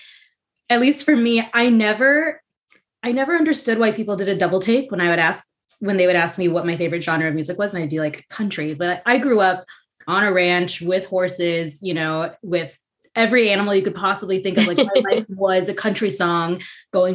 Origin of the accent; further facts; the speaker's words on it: New Mexico, United States; I grew up in New Mexico.